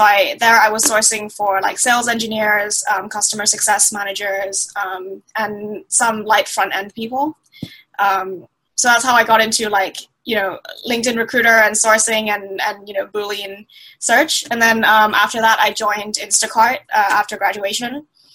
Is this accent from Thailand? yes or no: yes; Thailand; also born or lived in Middle East; Yeah, so I'm from Thailand, but I grew up in the Middle East.